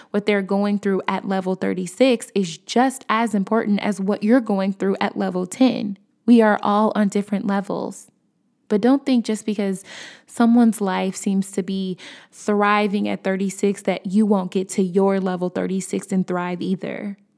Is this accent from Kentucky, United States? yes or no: no; Chicago, Illinois, United States; I'm from Chicago